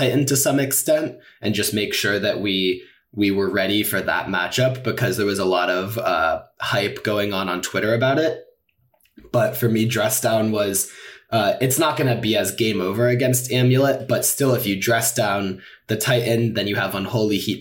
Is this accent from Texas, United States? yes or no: no; San Francisco, California, United States; moved away as an adult; now in St. Louis, United States; I am originally from San Francisco